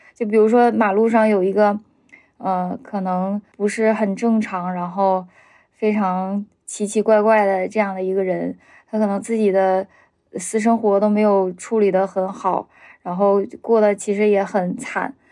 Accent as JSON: {"language": "Chinese", "region": "Heilongjiang", "country": "China", "moved": "as an adult", "lives_now": "Beijing, China", "said": "我是黑龙江人，在北京生活十年了"}